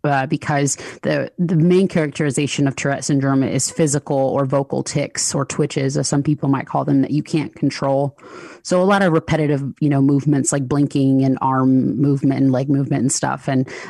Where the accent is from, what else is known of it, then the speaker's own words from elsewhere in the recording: Lithonia, Georgia, United States; I grew up in the Southeast, in the States, in a small town in Georgia. It's called Lathonia.